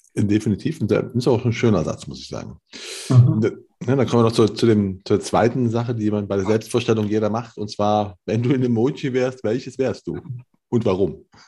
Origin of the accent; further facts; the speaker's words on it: Cologne, North Rhine-Westphalia, Germany; moved away; kenne ich nur als ehemaliger Kölner